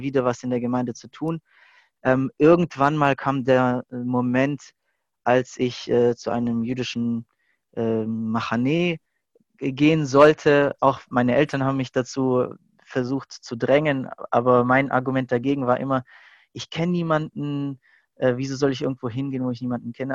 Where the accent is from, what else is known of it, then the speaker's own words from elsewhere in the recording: Stuttgart, Baden-Württemberg, Germany; ich hatte eigentlich mein ganzes Leben hier in Stuttgart verbracht, in die Schule gegangen, Ausbildung